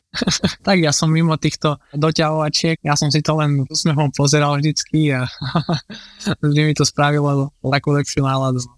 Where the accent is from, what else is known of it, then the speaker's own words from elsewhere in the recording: Žilina, Žilina Region, Slovakia; moved away as an adult; also born or lived in Porto / Düsseldorf / Rotterdam; vyrastali sme spolu v Žiline